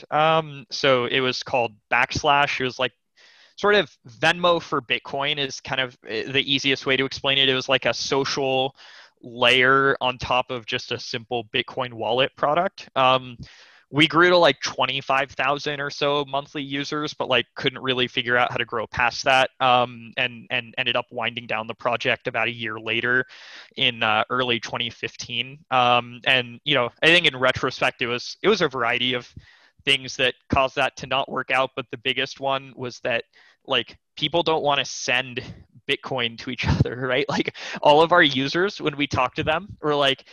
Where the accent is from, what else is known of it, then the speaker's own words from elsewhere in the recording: McLean, Virginia, United States; also born or lived in Los Angeles, California; my family moved to the Washington, D.C. suburbs, McLean, Virginia, in the Virginia side of the D.C. suburbs. And that's actually where I kind of did most of my growing up